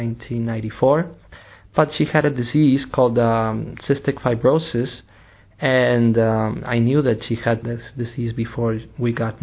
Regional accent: Tijuana, Baja California, Mexico; first language English and Spanish; also born or lived in Rome; now in London, United Kingdom; I am originally from Mexico, from the city of Tijuana. I was born in a bicultural area along the border between Mexico and the United States

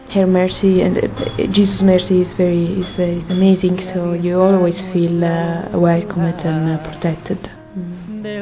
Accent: Italy; I'm 34 years old and uh, I'm from Italy.

